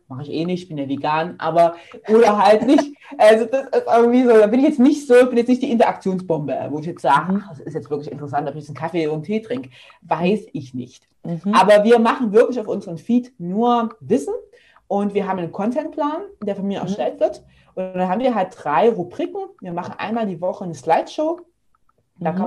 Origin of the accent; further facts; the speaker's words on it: near Leipzig, Saxony, Germany; moved away as an adult; now in Stuttgart, Germany; Ich komme ursprünglich aus der Nähe von Leipzig, wohne aber jetzt schon seit fast zehn Jahren in Stuttgart